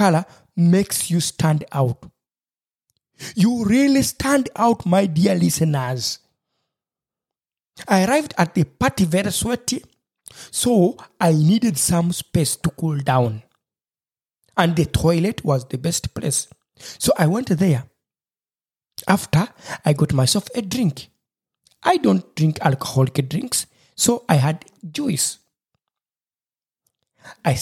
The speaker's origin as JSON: {"language": "English", "country": "Uganda", "moved": "as an adult", "lives_now": "Marburg, Germany", "said": "I was coming from Uganda, East Africa, Africa"}